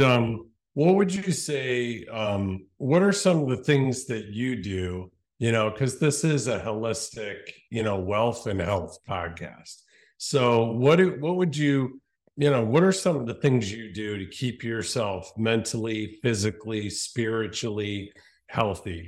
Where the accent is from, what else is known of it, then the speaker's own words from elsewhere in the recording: Cleveland, Ohio, United States; We're both Cleveland boys, born and raised